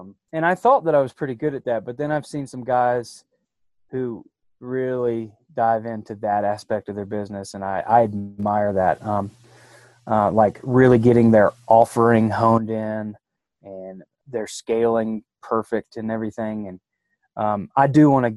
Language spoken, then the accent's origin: English; Athens, Georgia, United States; moved away as an adult; now in Jackson Hole area, United States; I'm from Athens, Georgia